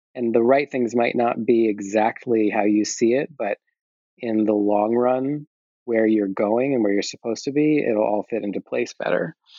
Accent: Fairfield, Iowa, United States; moved away as an adult; also born or lived in Rye, New York / Washington, D.C.; In third grade, I moved to Iowa and I stayed there through my first year of college and then I moved to New York

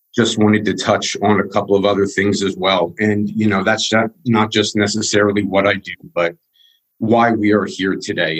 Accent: Wyomissing, Pennsylvania, United States; I was born in Wyomissing, Pennsylvania

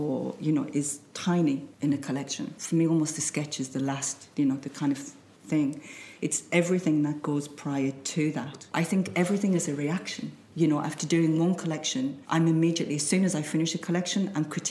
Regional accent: Sunderland, North East England, United Kingdom; moved away; I was born in the Northeast in an area that was quite depressed.

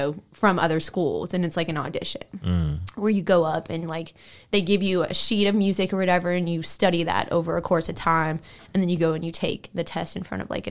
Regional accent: California, United States; now in Memphis, United States; I don't say, oh, I'm from California, but I've been in Memphis. I'm like, oh, I'm from Memphis.

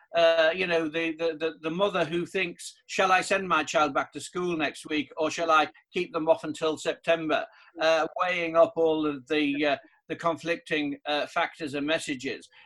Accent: the Northeast, North East England, United Kingdom; I'm from the Northeast

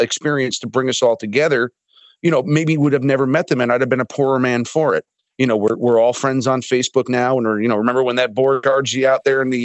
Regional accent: United States; as an American hunter

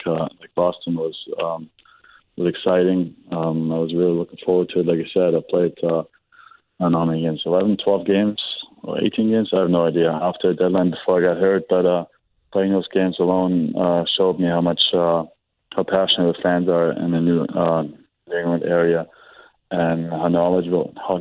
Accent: Germany; moved away as an adult; growing up in Germany

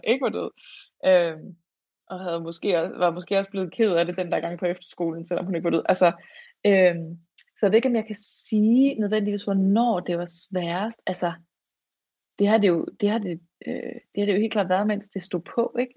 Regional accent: Fredericia, Southern Denmark, Denmark; jeg er fra Fredericia

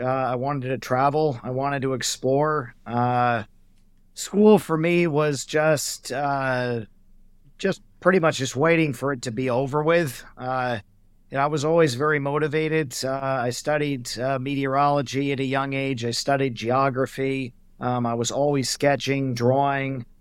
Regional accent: Oregon, United States; also born or lived in Glennallen, Alaska / Hawaii; I'm also originally from Oregon

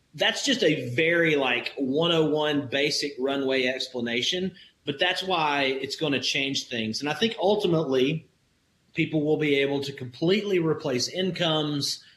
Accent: Alabama, United States; I grew up in Alabama in the country where neighbors take care of each other

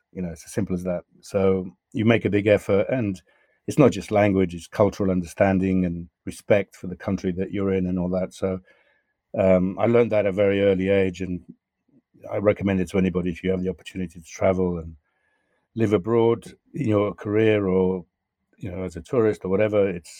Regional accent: London, United Kingdom; accent: Southwest London; I have the accent that I have now, which is vaguely Southwest London, I guess. So that's where my accent comes. So now sometimes I get abused for being English or in various parts of the world.

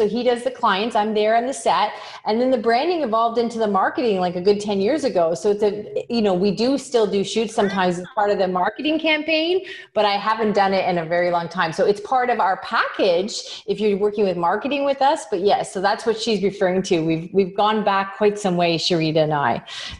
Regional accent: Canada; is I'm from Canada and you deal with people around the world.

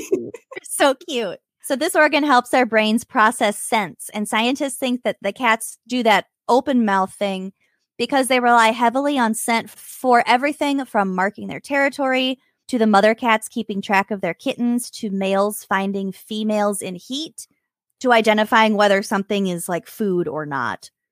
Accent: Minnesota, United States; we're from Minnesota

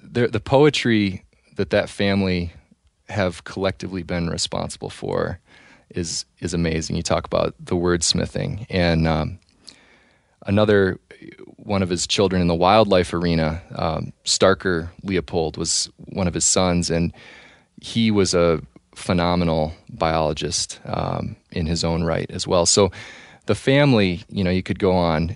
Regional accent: Northwest Lower Peninsula, Michigan, United States; moved away as an adult; now in New Mexico, United States; growing up in Northwest Lower Peninsula, Michigan

